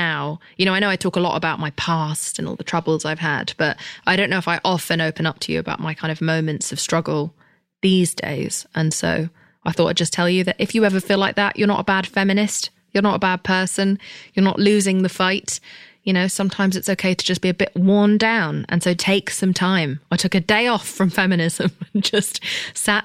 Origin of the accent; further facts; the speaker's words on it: England, United Kingdom; I'm English